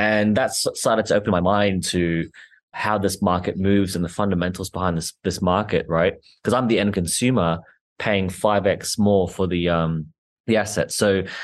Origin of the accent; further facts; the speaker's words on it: Australia; I'm Australian, I'm, not from the US